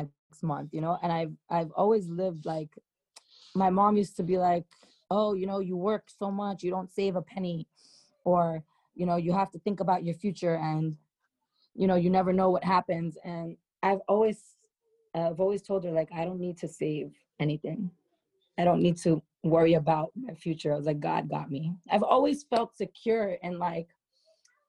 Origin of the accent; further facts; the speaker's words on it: New York City, New York, United States; accent: New York; my lingo, it comes from being a New Yorker from Queens, especially being a New Yorker